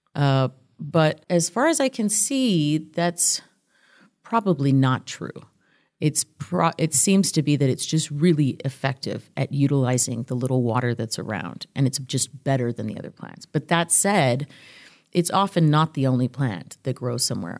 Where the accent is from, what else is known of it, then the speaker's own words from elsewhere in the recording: El Paso, Texas, United States; also born or lived in Tijuana, Mexico; I grew up here on the, on the U S Mexico border in El Paso. I was born in Tijuana